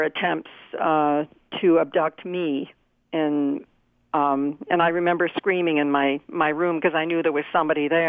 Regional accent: Canada; I was brought up in the Christian United Church of Canada

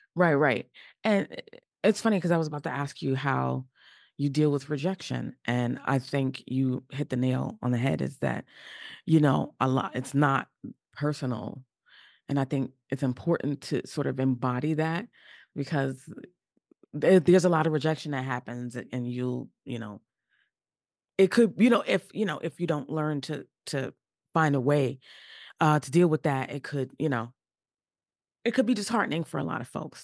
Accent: New York, United States; I'm from New York and that's where I currently live

